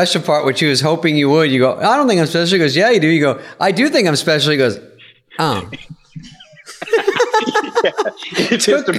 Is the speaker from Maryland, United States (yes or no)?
no; Phoenix, Arizona, United States; born or raised there; also born or lived in Bloomfield Hills, Michigan